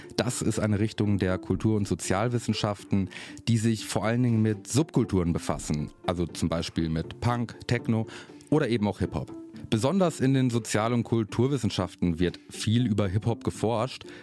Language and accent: German; Germany; Ich bin in Deutschland geboren, meine Geburtsurkunde ist deutsch